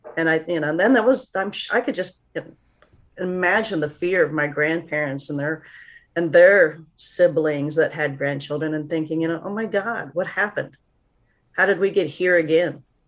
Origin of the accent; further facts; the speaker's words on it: Northeast Oklahoma, United States; small school in, in Oklahoma, Northeast Oklahoma